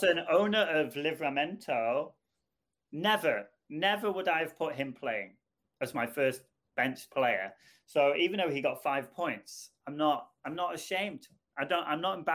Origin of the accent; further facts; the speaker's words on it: North Wales, United Kingdom; I'm from North Wales and I would often go to Manchester when I was young